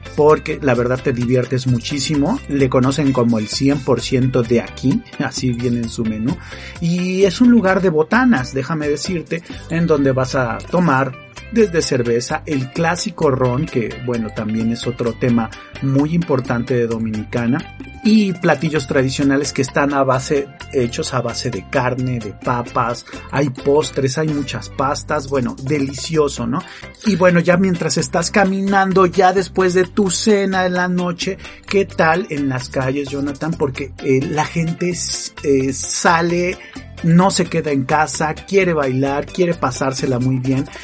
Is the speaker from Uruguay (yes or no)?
no; Mexico; Pues de México